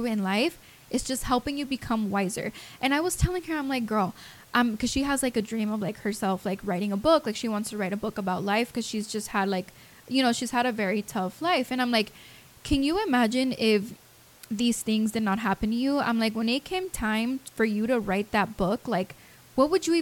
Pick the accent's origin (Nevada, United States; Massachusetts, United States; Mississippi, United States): Nevada, United States; Las Vegas; moved away; I'm from Vegas